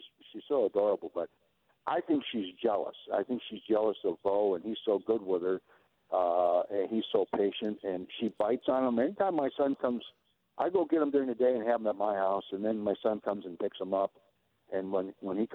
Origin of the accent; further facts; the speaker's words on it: Cleveland, Ohio, United States; now in Sylvania, United States; I was from Cleveland, Ohio, grew up with Dorothy Fulltime